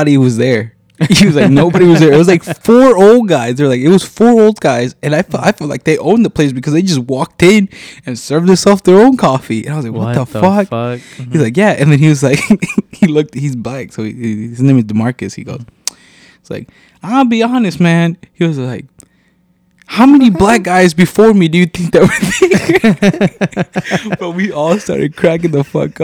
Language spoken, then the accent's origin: English; Rockford, Illinois, United States; I was born and raised in Rockford.